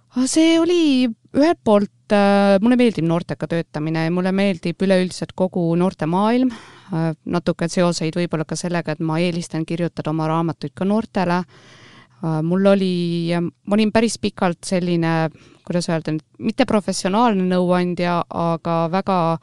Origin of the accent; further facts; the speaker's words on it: Rapla, Rapla County, Estonia; moved away as an adult; also born or lived in Austria / Germany / New Zealand / United States; olen sündinud ja kasvanud Raplas